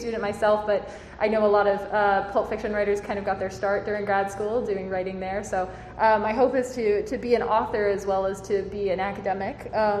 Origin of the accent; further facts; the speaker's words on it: Midwest, United States; I'm a Midwesterner as well